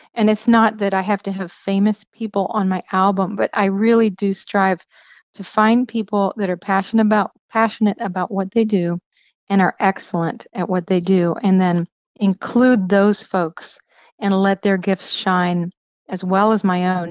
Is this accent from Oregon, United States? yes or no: no; Pennsylvania, United States; moved away; also born or lived in Cincinnati, Ohio; I grew up in Pennsylvania